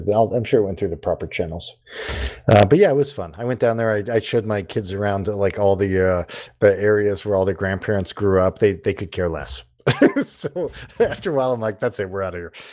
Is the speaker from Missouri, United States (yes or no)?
yes; Mexico, Missouri, United States; I'm a Mexicoan. I'm not a Mexican